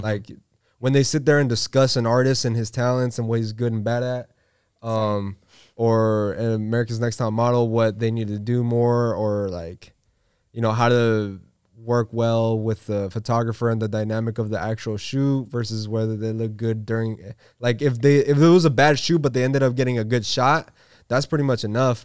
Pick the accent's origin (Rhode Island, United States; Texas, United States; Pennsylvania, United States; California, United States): California, United States; San Diego; I'm from San Diego, man. Born and raised